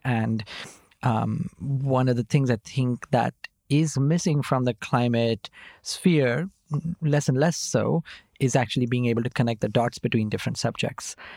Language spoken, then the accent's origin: English; Nashik, Maharashtra, India; moved away as an adult; also born or lived in Mumbai / Oxford; I was born in Nasik, uh, in Maharashtra, um, and I grew up there. I was there till, uh, I was, uh, finishing my twelfth standard